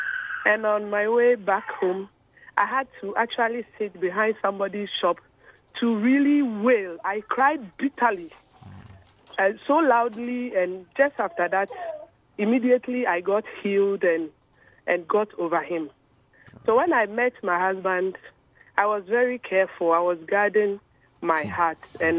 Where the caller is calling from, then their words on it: Koforidua, Eastern Region, Ghana; I'm calling from Koforidua.